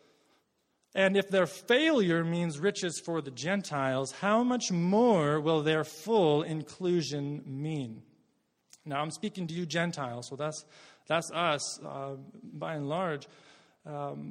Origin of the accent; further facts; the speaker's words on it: Worsley, Alberta, Canada; I'm from Worsley, Alberta